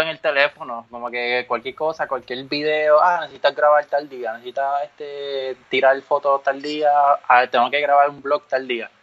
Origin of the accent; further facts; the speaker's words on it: Ponce, Puerto Rico; yo soy de Ponce